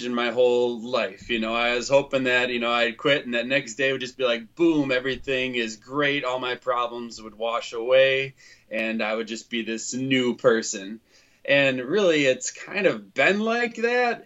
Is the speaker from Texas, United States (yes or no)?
no; Winona, Minnesota, United States; now in Cottage Grove, United States; I grew up in Winona, Minnesota, and now I live in Cottage Grove, Minnesota